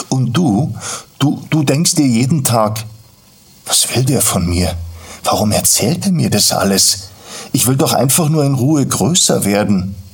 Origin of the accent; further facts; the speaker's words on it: Garching, Bavaria, Germany; Aufgewachsen bin ich in Garching bei München, damals noch ein kleines, recht bäuerliches Dorf.